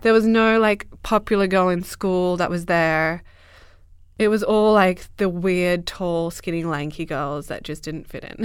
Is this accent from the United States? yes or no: no; Merredin, Western Australia, Australia; also born or lived in Dubbo, New South Wales; I grew up in Australia, in the middle of Western Australia